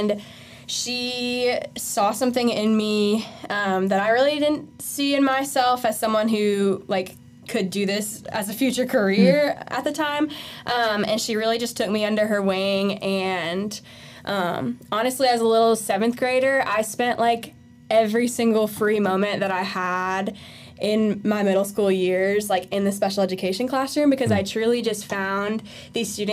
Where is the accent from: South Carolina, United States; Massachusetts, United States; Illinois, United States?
South Carolina, United States; Simpsonville; I am from Simpsonville. I've been there for the past 10 years of my life. That's where all my formative years are. So I say that's where I grew up now.